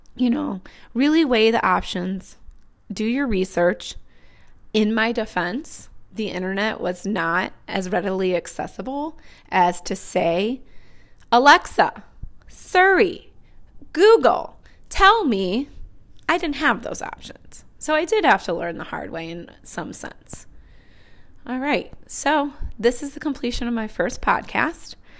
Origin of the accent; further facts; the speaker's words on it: Northwest Indiana, United States; now in Chicago, United States; I grew up in Northwest Indiana.